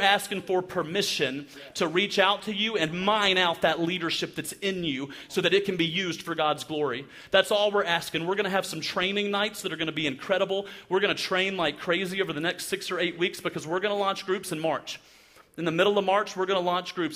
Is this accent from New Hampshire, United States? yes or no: no; Alabama, United States; I'm from Alabama